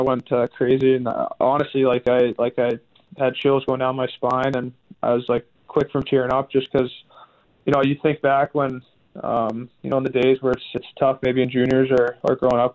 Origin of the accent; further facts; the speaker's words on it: Western Canada, Canada; growing up in Western Canada